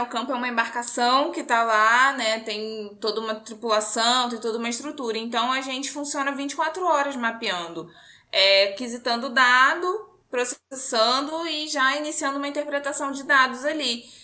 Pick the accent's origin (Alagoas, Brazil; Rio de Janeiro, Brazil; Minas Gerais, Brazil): Rio de Janeiro, Brazil; Macaé; also born or lived in Seropédica; eu nasci em Macaé, que é a cidade do petróleo, toda essa coisa lá. Eu cresci, assim, até a minha oitava série envolta nessa história toda de Petrobras